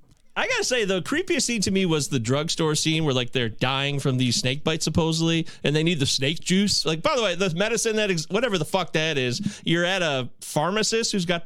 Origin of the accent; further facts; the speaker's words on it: United States; I'm a born and raised in the United States